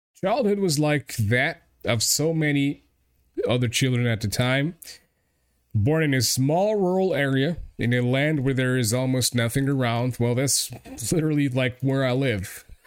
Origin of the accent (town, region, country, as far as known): Portugal; English is a second language